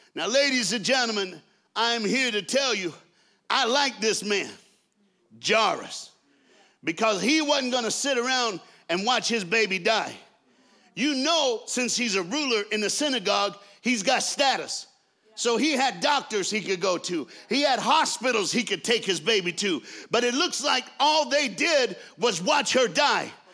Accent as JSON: {"language": "English", "region": "the South", "country": "United States", "also_born_or_lived": "Dallas, Texas", "said": "I'm from the South in America"}